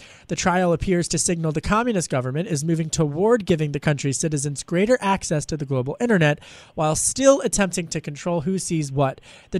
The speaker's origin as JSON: {"language": "English", "region": "Pennsylvania", "country": "United States", "said": "I guess I'm from Delco, so I guess it's just a little simple."}